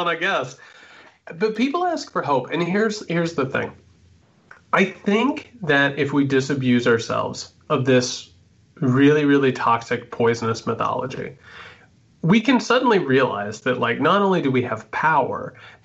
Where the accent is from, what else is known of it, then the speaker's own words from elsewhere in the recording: Indiana, United States; I grew up in Indiana, right? Like as Midwestern as it gets.